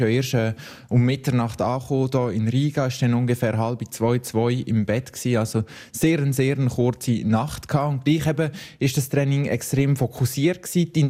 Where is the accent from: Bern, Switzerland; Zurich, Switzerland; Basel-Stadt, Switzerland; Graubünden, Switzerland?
Graubünden, Switzerland; Lenzerheide; ich bin auf der Lenzer Heide aufgewachsen, wo immer auf der Lenzer Heide, studiere dort zu Chur. Das ist, das ist meine Heimat, das ist, das ist für mich etwas vom grössten Kanton Graubünden dürfen, ansässig sein, da wohnen dürfen und auch sagen, ich komme von Graubünden